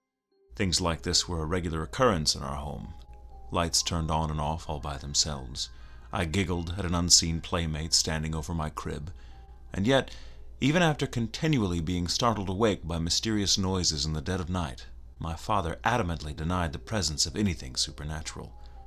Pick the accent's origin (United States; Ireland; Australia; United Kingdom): United States; New York City, New York; I grew up in the Bronx, in an old apartment building owned and operated by my maternal grandparents.